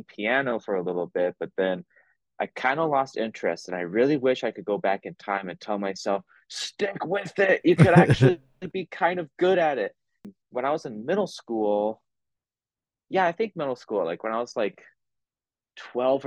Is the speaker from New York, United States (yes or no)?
no; Garden City, Kansas, United States; now in Lawrence, United States; I'm originally from Garden City, Kansas, which is on the southwestern side. And I currently reside in Lawrence, Kansas